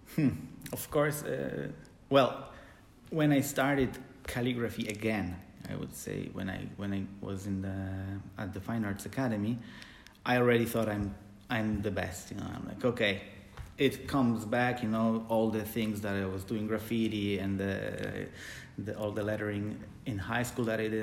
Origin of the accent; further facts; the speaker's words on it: Poland; moved away as an adult; also born or lived in Supraśl, Poland / Gdańsk, Poland; now in Germany; I come from Poland, uh, but I live in Germany